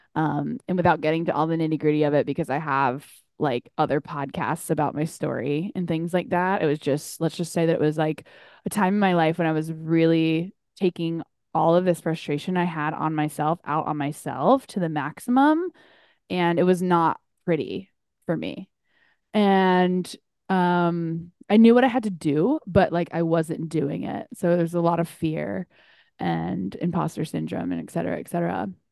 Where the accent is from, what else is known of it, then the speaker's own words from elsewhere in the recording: North Carolina, United States; now in Chicago, United States; back at home in North Carolina